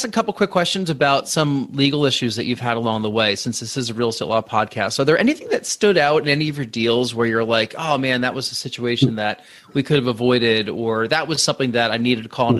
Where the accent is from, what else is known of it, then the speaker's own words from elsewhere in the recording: outside New York, United States; now in Boston, United States; I grew up around New York Italians